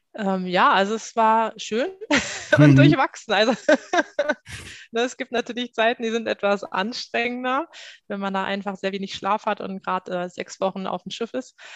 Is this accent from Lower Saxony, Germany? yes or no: yes; Salzgitter, Lower Saxony, Germany; moved away as an adult; now in Hamburg, Germany; komme an sich aus Salzgitter. Dort bin ich groß geworden